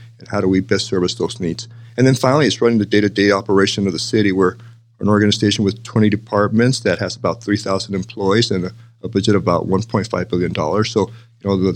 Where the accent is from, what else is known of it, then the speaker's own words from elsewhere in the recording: El Paso, Texas, United States; moved away as an adult; now in Las Vegas, United States; I was born and raised in El Paso, Texas